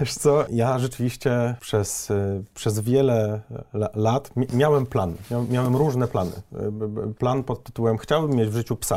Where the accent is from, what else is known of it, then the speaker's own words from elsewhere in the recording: Gorzów Wielkopolski, Lubusz Voivodeship, Poland; ja pochodzę z Gorzowa Wielkopolskiego